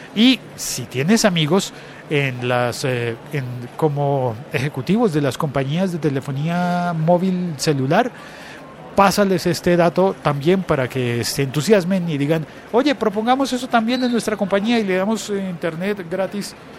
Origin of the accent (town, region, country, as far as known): Colombia